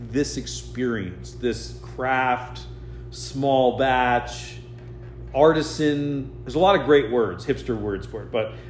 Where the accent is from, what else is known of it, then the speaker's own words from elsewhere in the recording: United States; I'm an American.